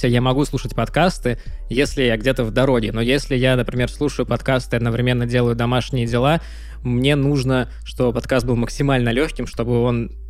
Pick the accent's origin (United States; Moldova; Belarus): United States; Так в том-то и дело, что я американец